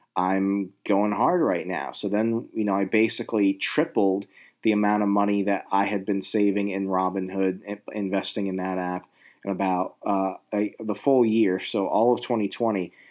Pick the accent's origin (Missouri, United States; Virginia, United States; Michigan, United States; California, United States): Virginia, United States; I'm from Virginia. I'm an East Coast